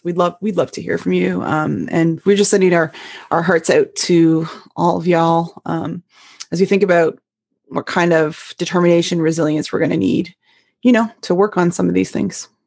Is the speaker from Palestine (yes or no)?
no; Canada; moved away as an adult; also born or lived in upstate New York; now in United States; my one that I came from Canada